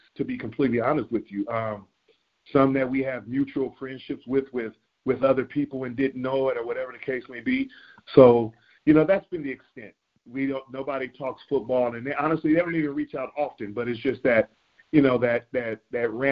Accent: California, United States; I'm born and raised in California

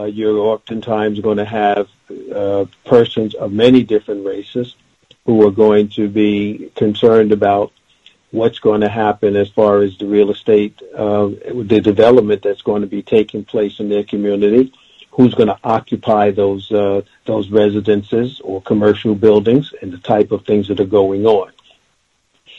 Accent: New York City, New York, United States; also born or lived in Bronx, New York; I'm a New Yorker first and foremost. I was born in the Bronx, raised in Queens

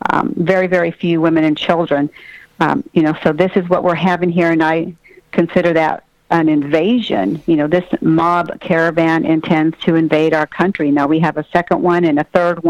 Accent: Texas, United States; I'm from Texas

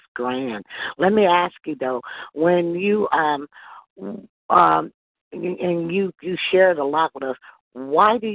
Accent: United States

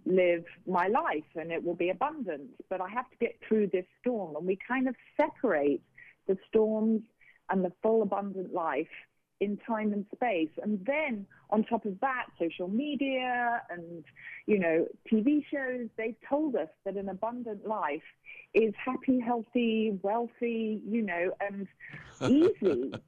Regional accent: United Kingdom; But, you know, I'm a Brit, and … by name, hardy by nature, and I was determined to survive.

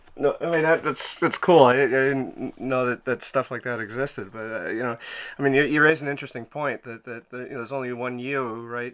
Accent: Montreal, Quebec, Canada; I'm from Montreal

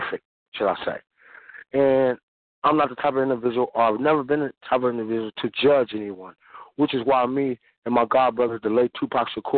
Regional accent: San Francisco, California, United States; I grew up in San Francisco, California, born and raised, me and my twin sister

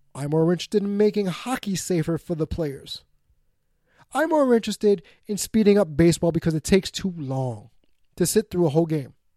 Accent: New York, United States; my hometown, New York Mets

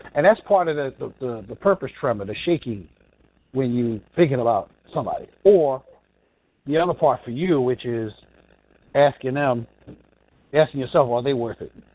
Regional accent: New York, United States; I grew up in New York

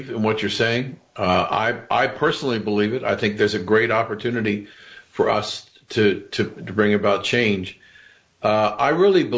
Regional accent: Florida, United States; my home state of Florida

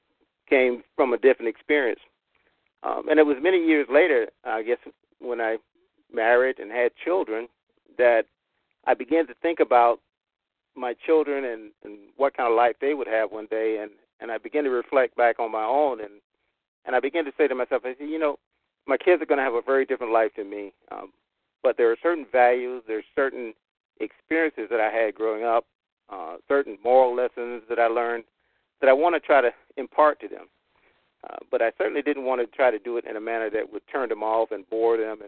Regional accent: Clarkton, North Carolina, United States; I was born and raised in North Carolina, had a southern farm experience growing up on a tobacco farm in a little town called Clarkton

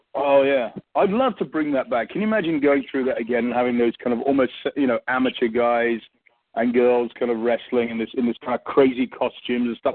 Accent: England, United Kingdom; accent: English; I'm English

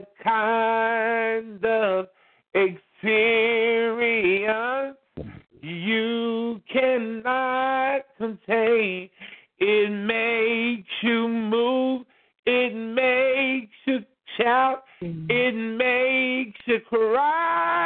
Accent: Beckley, West Virginia, United States; my hometown of Beckley

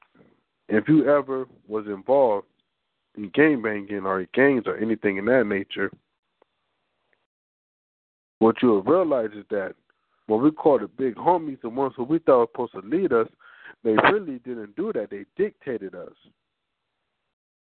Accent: California, United States; Growing up in Cali

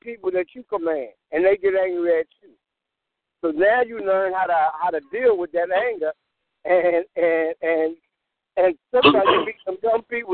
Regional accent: New York, United States; also born or lived in Fayetteville, North Carolina; I'm from New York

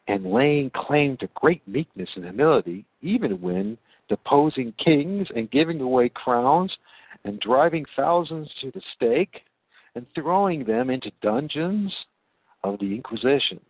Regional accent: United States; moved away as an adult; also born or lived in England / Portugal / Spain; as an American

